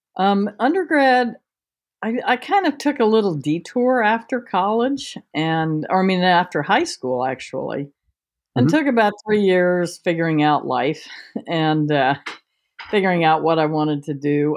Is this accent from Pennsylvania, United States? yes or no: no; Washington, District of Columbia, United States; moved away as an adult; also born or lived in England / New Jersey; now in Virginia, United States; I was born and raised in Washington D.C. Um, one of the few natives